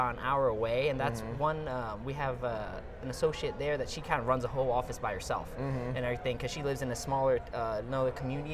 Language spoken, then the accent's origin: English; Houston, Texas, United States; moved away as an adult; also born or lived in Nebraska; now in Nashville, United States; I'm from Houston, Texas originally, and currently practicing in Nashville, Tennessee.